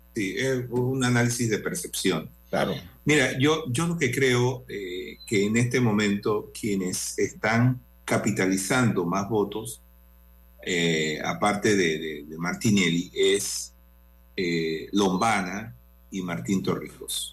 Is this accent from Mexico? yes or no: no; Panama; aquí todos somos panameños